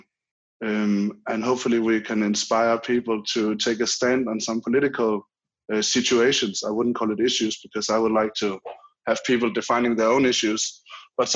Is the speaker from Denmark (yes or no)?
yes; Denmark; I'm a 30-year-old Dane